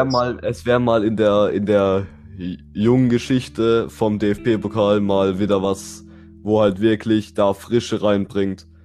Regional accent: Bruchsal, Baden-Württemberg, Germany; Ich komme auch aus Bruchsal, wie der Dustin

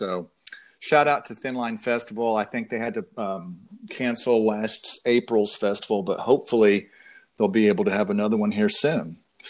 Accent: Denton, Texas, United States; also born or lived in Austin, Texas; my hometown of Denton, Texas.

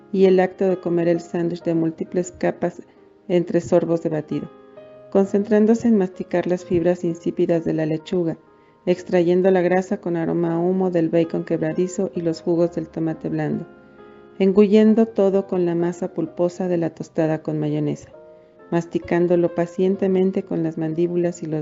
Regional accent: Mexico; also born or lived in Toluca, State of Mexico; Soy mexicana, tengo 51 años y vivo en la ciudad de Toluca, México.

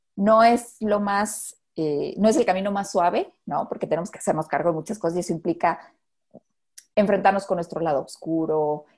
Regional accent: Mexico; como mexicanos

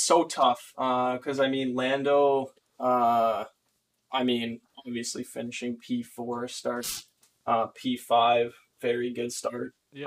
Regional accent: Canada; my hometown or my my home country

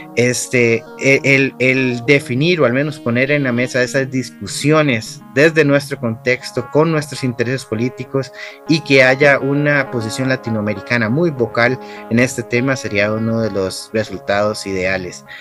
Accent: Costa Rica; en mi país

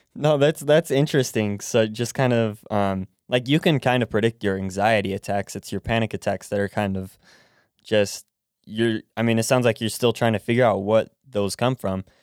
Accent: United States; I was born in America, raised in America

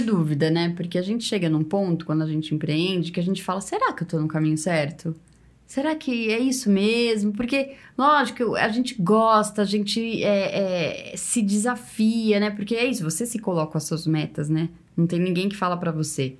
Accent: São Paulo, Brazil; now in Ribeirão Preto, Brazil; eu que sou de São Paulo

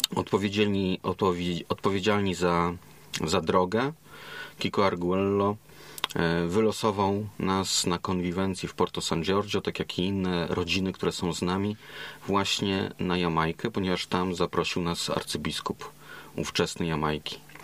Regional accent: Poland; moved away as an adult; jestem z Europy, że jestem z Polski

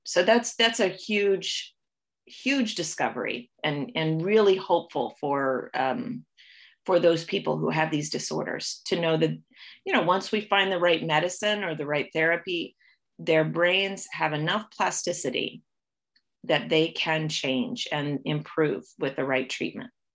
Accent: Ohio, United States; moved away as an adult; also born or lived in Kentucky / North Carolina / Canada; now in Toronto, Canada; was born and raised in the United States. Um, I grew up in Ohio

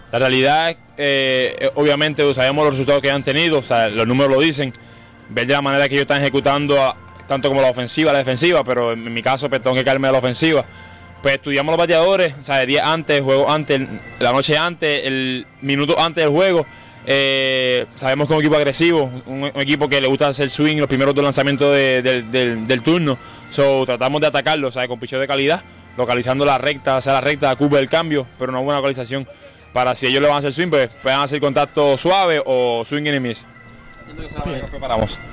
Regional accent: Puerto Rico; nosotros como boricua

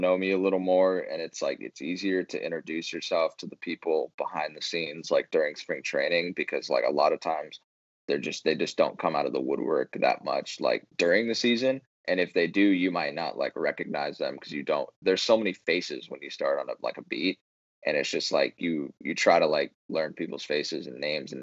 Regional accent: San Diego, California, United States; moved away as an adult; also born or lived in Arizona; I'm from San Diego

